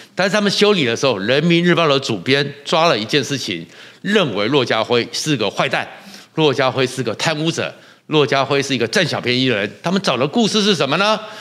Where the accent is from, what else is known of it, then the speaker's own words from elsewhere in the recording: Taiwan; 我们台湾人民非常的乖，非常的守秩序，非常的爱惜生命